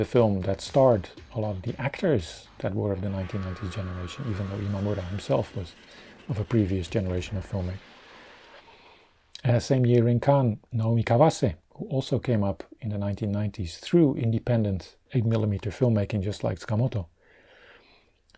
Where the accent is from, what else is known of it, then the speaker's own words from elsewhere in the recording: Rotterdam, South Holland, Netherlands; my hometown festival, the Rotterdam International Film Festival